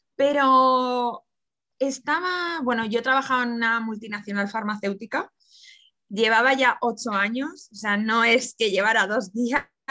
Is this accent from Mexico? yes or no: no; Barcelona, Catalonia, Spain; yo soy de Barcelona